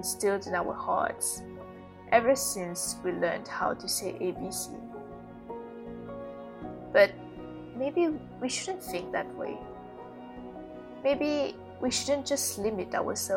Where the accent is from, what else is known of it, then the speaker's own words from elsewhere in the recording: Mauritius; moved away as an adult; also born or lived in Malaysia; in Mauritius, in my home country. I had to move back in with my family.